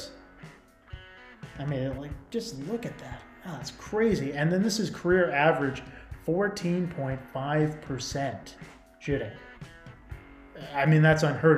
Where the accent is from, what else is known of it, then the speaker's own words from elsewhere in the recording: Seattle, Washington, United States; coming from the Seattle area